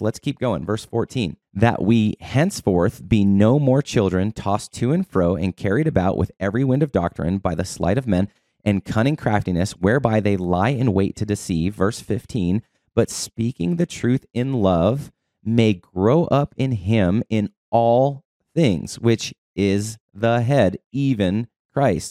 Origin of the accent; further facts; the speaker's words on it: Boulder, Colorado, United States; moved away; Originally, I'm from Boulder, Colorado. I lived on the mountain